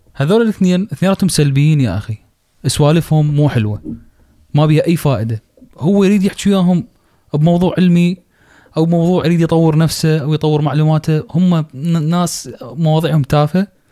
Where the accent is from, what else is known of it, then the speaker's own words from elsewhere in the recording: Iraq; عندنا بالعراق